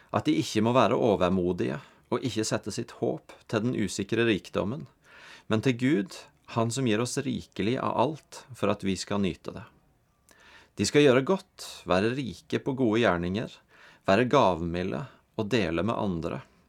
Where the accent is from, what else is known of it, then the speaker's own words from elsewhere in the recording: Norway; som nordmenn